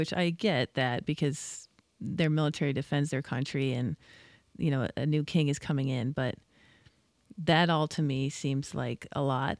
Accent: United States; Sure. As an American.

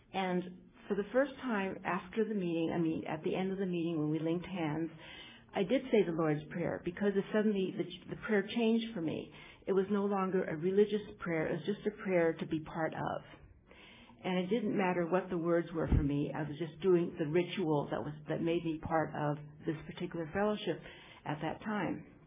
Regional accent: United States; I'm Chinese American

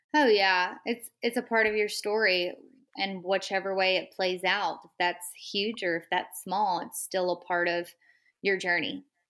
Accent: Texas, United States; I'm from Texas. So I had quite a bit of a hike from my little small town

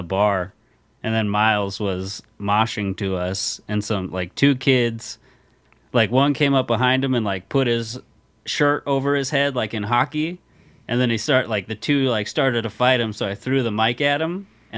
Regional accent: Southern California, United States; moved away; I grew up in Southern California

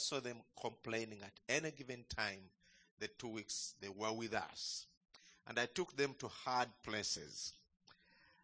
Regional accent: Uganda; greetings from home, from Uganda

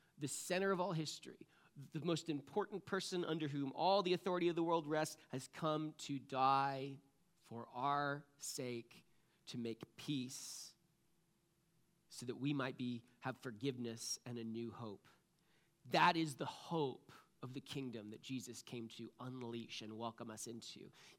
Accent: Connecticut, United States; moved away; You know, I moved here from Connecticut. We have skiing on the East Coast, but I like to call it, it's more like downhill ice skating, right?

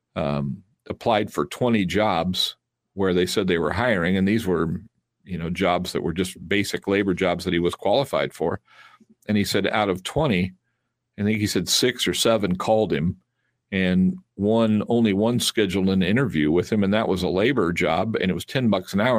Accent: United States; I'm American, and I'm proud to be an American

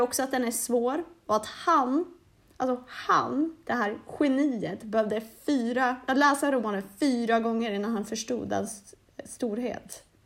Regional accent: Norrland, Sweden; Jag är från Norrland

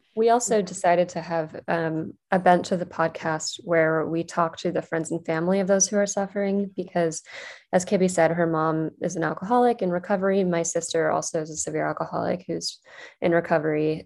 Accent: West Virginia, United States; moved away as an adult; also born or lived in New York City / Durham, North Carolina; I grew up in West Virginia

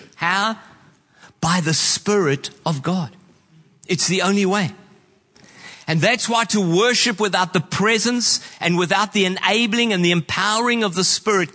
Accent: New Zealand; I know as a Kiwi

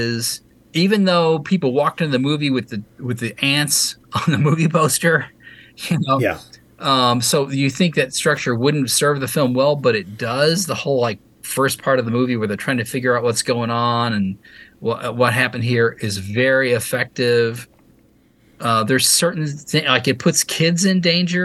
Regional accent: Louisville, Kentucky, United States; I grew up in Louisville, Kentucky

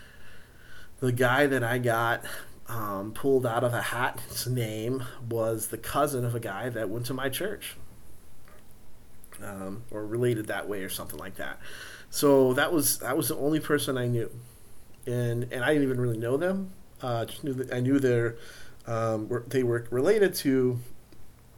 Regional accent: Central Texas, United States; also born or lived in San Angelo, Texas; I was way out from Central Texas. It was way out in West Texas, although 2.5 hours from where I grew up

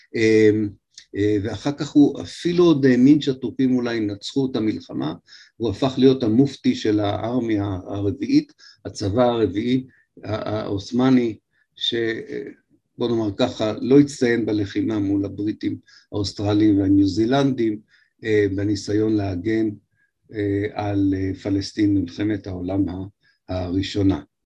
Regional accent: Haifa, Haifa District, Israel; בתור חיפאי

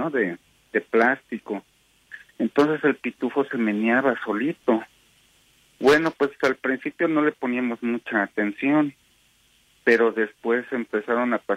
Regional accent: Mexico; now in Salt Lake City, United States; esto pasó allá en México. Este, bueno, alrededor del principios de los años 80, que yo era un niño apenas. Entonces, este, resulta que yo vivía en la casa de mi abuela

